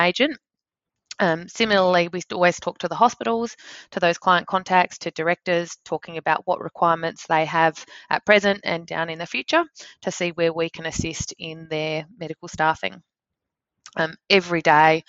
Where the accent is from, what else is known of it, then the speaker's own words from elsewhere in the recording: Victor Harbor, South Australia, Australia; also born or lived in Adelaide / Sydney; growing up in Victor Harbour in South Australia. I then schooled in Adelaide